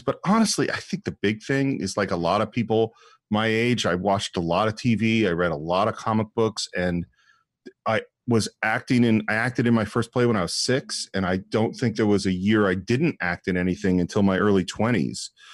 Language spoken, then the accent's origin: English; San Francisco Bay Area, California, United States; moved away as an adult; now in Los Angeles, United States; the influence of growing up in the San Francisco Bay Area is huge on me.